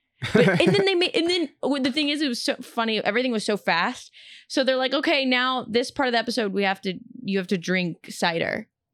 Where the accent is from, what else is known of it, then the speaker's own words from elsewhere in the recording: Houston, Texas, United States; And I'm not afraid of roller coasters because we had Astro World growing up in Houston.